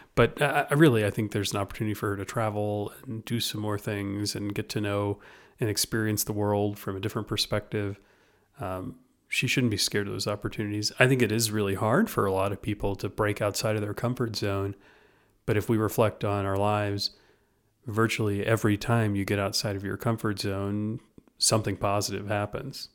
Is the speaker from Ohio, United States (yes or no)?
no; Louisiana, United States; moved away; for me in Louisiana